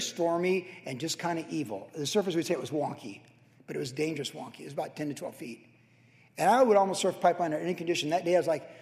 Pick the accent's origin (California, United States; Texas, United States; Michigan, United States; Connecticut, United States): California, United States; Carlsbad; I grew up in Carlsbad